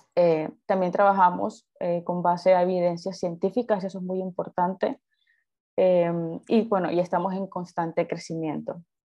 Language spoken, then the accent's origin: Spanish; Colombia; soy de Colombia